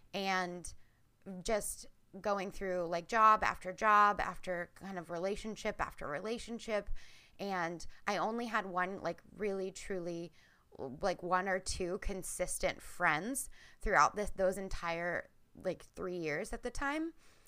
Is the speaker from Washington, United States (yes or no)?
no; Reading, Pennsylvania, United States; moved away as an adult; now in Portland, United States; So I'm originally from Pennsylvania. I live in Portland, Oregon now. And so completely across the country.